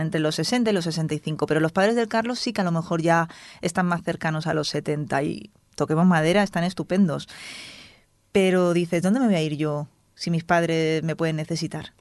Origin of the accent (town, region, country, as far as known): Spain